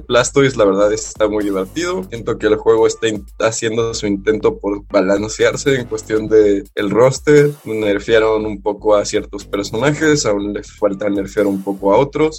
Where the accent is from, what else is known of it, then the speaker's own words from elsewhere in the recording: Mexico; aquí somos mexicanos